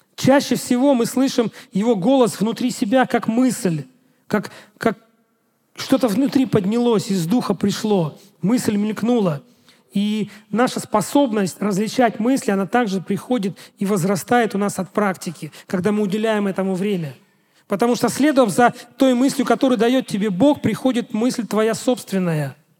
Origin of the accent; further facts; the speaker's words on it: Russia; я пастор из России